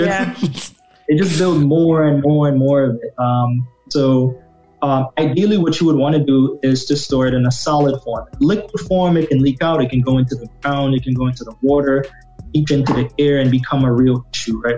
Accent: Trinidad & Tobago; moved away; I grew up in the Caribbean, at, you know, in Trinidad.

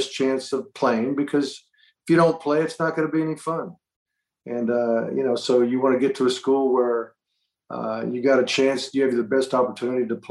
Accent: Boca Raton, Florida, United States; also born or lived in Miami, Florida; I grew up in Boca Raton, Florida, went to the University of Miami, which was like an hour down the road

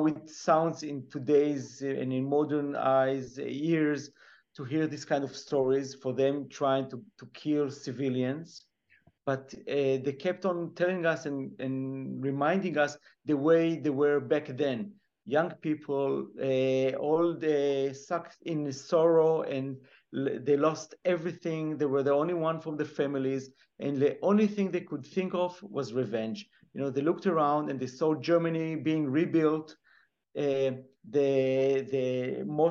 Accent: Israel; growing up in Israel, we hear many Holocaust stories

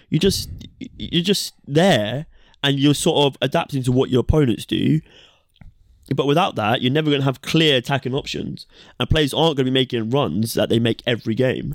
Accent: England, United Kingdom

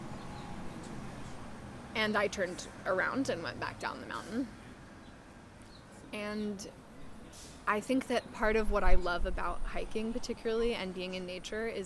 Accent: New York City, New York, United States; also born or lived in San Juan Islands, Washington; now in Los Angeles, United States; I was born on the Isle of Manhattan

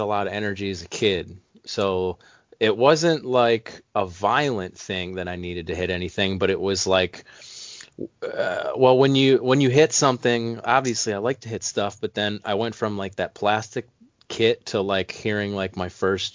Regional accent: Cleveland, Ohio, United States; I'm a male from Cleveland, Ohio

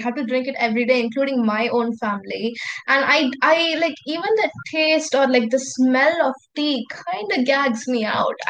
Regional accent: India; all of us are Indians

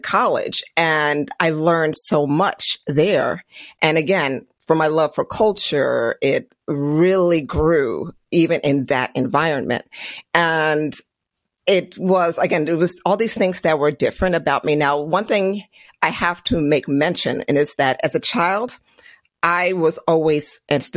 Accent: Prince George's County, Maryland, United States; also born or lived in Trinidad and Tobago; I was born in Trinidad and Tobago, and then I came to this country when I was very young. So, and then got my citizenship when I was in college. But throughout life, it was like I grew up in Maryland, in Prince George's County, Maryland.

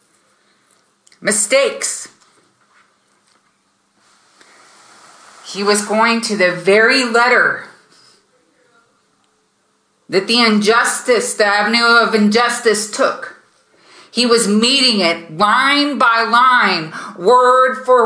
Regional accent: United States; now in Germany; I'm not there in America, I'm in Germany, but I was raised in America

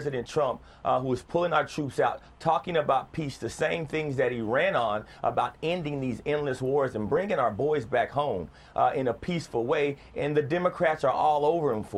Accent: Texas, United States; I grew up in Texas

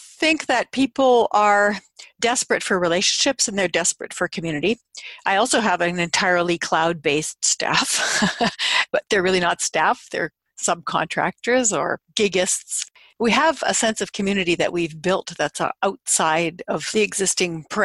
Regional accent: Canada; it really comes from being a Canadian, but coming from those two immigrant backgrounds

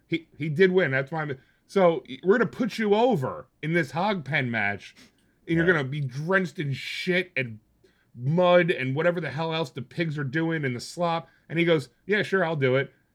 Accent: New Jersey, United States; I'm in Jersey

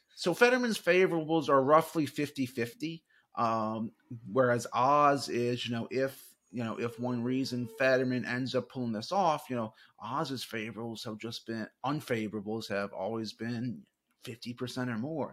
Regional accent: Charlotte, North Carolina, United States; also born or lived in New Orleans, Louisiana; I'm originally from New New Orleans, Louisiana, but I was raised in Charlotte, North Carolina.

